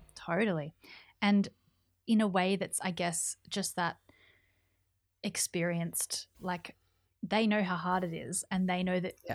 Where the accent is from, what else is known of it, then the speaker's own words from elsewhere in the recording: New South Wales, Australia; moved away as an adult; now in Melbourne, Australia; I'm from New South Wales, and so my whole family's in New South Wales